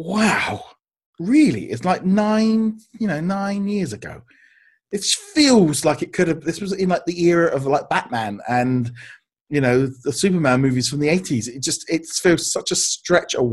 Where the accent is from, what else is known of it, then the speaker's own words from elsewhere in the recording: United Kingdom; growing up here in the UK